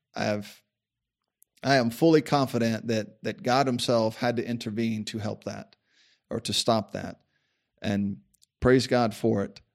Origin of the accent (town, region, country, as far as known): United States